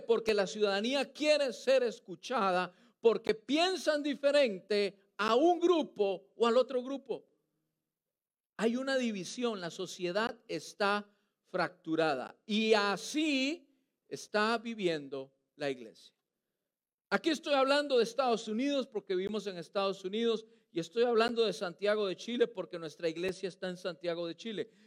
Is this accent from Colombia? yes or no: no; Costa Rica; now in United States; Yo soy costarricense